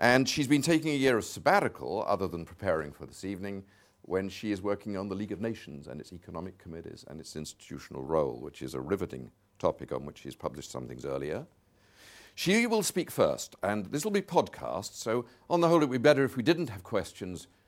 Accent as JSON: {"language": "English", "region": "Scotland", "country": "United Kingdom", "said": "I'm a Scot by origin"}